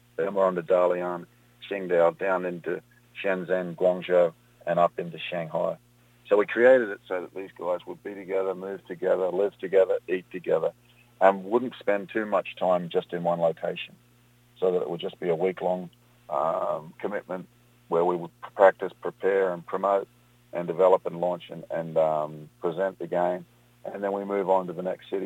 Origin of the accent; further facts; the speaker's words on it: Australia; moved away as an adult; also born or lived in Europe; now in United States; I was involved in the sport of rugby and then cricket growing up in Australia